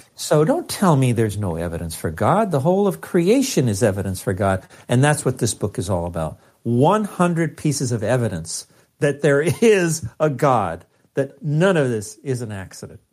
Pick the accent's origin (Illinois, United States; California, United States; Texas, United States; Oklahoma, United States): California, United States; Los Angeles; that poor little Mexican kid growing up in East L